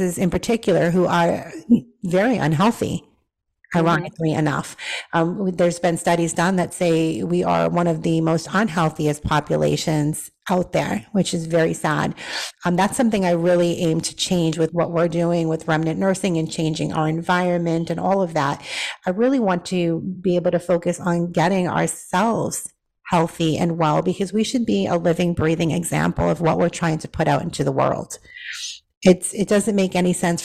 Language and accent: English; Boston, Massachusetts, United States; I'm a city girl. I grew up in Boston.